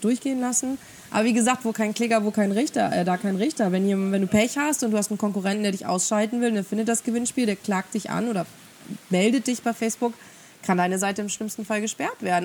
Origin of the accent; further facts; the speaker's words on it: Germany; bei uns in Deutschland